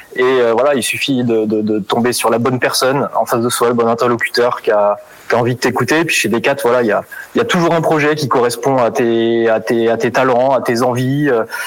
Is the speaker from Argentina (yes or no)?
no; Brittany, France; moved away as an adult; also born or lived in Rennes / Vendée; now in Les Herbiers, France; à la base, je viens de Bretagne